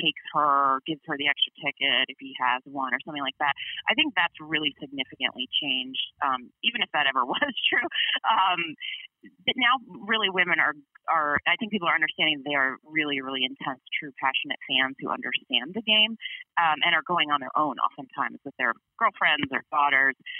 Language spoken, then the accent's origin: English; Chicago, Illinois, United States; I grew up in Chicago